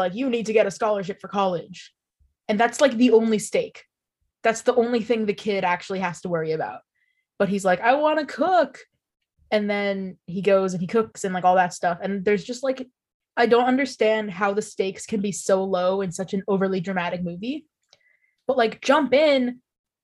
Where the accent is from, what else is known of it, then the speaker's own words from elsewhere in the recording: Pennsylvania, United States; so my whole family's from New York, except I was the first person not born in New York. I'm from Pennsylvania